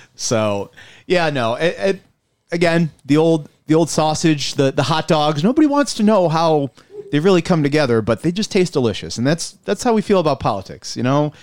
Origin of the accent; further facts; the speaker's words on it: Buffalo, New York, United States; I'm from South Buffalo originally